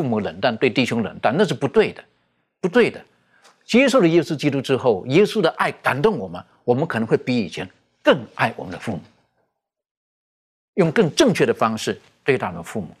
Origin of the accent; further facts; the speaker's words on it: China; 这个跟我们，特别是我们中国人，我们那种思维哈，我们孝道百善孝为先哈